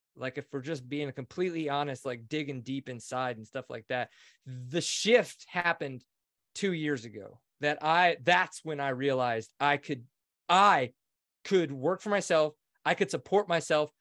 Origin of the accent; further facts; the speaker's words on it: Kinder, Louisiana, United States; I grew up just outside of New Orleans in Kinder, Louisiana